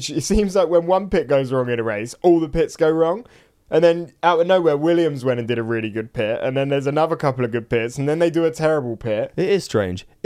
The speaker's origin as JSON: {"language": "English", "region": "South East England", "country": "United Kingdom", "said": "we're both from East Sussex, and I went to a church school"}